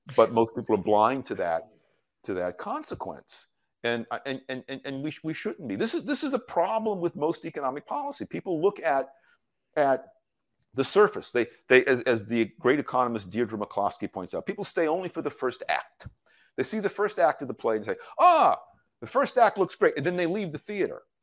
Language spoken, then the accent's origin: English; United States; My first job as an American in the United States, I was seventeen years old